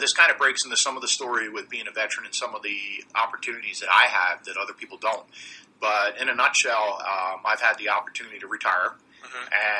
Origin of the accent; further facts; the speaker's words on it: Lititz, Pennsylvania, United States; also born or lived in West Coast; now in Columbia, United States; I'm originally from Lititz, and when I was in the Navy, I served out in the West Coast and came right back to the area